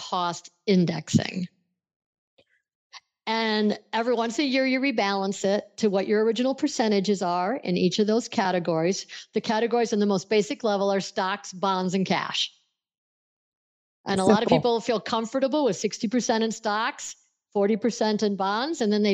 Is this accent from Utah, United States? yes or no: no; Buffalo, New York, United States; I grew up in Buffalo, New York, which straddles the Canadian border and the state of New York